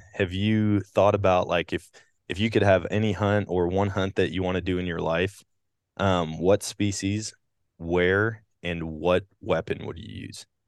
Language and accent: English; Wisconsin, United States; growing up in Wisconsin